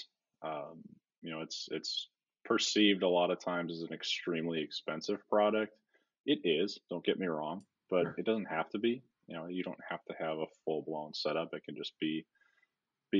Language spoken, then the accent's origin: English; Wisconsin, United States; I grew up in Wisconsin